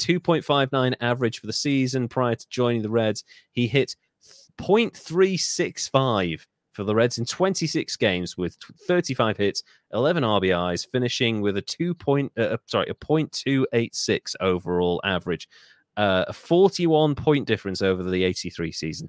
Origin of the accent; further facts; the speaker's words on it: Wales, United Kingdom; I'm Welsh